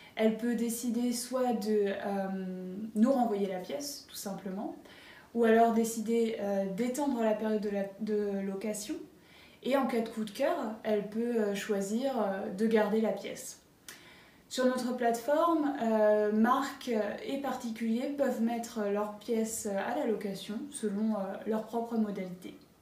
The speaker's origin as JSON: {"language": "French", "town": "Varades", "region": "Pays de la Loire", "country": "France", "tie": "born or raised there", "also_born_or_lived": "Berlin, Germany", "moved": "as an adult", "said": "Je suis originaire de Varade, une petite, euh, commune entre, euh, Nantes et Angers"}